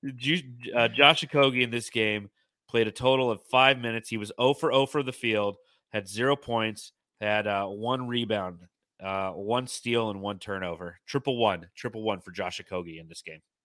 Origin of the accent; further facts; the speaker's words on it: Simi Valley, California, United States; also born or lived in Moorpark, California; we moved from Moore Park, California to Simi Valley, California, and I played in Moore Park Little League